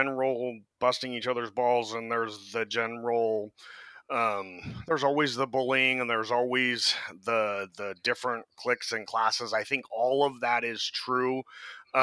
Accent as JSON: {"language": "English", "town": "San Francisco", "region": "California", "country": "United States", "tie": "born or raised there", "said": "growing up in San Francisco"}